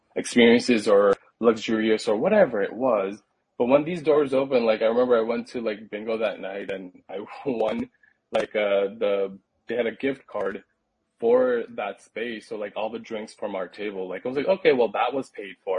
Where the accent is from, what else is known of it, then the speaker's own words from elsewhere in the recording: Pakistan; now in United States; I come from Pakistan, so like a conservative Muslim background